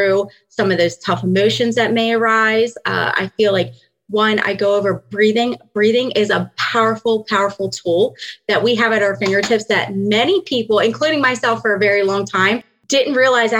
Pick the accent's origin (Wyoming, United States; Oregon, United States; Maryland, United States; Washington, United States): Maryland, United States; moved away as an adult; now in Pennsylvania, United States; I am originally from Maryland, and I recently moved to Pennsylvania about 5 years ago